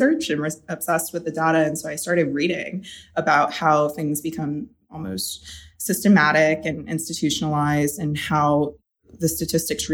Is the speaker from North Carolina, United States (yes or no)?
yes; North Carolina, United States; I did grow up in a small town in North Carolina